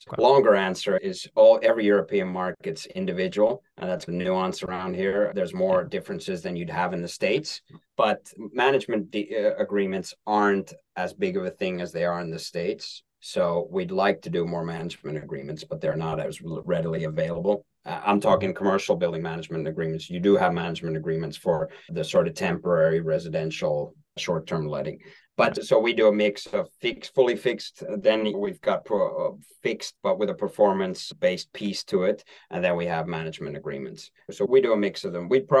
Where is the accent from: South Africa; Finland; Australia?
Finland; Helsinki, Uusimaa; English is a second language; moved away; And I'm from Helsinki, Finland, lived in five countries, but that's my hometown.